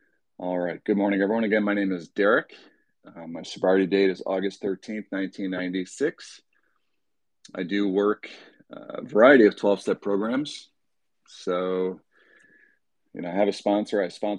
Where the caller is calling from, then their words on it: Michigan, United States; I'm dialing in from Michigan.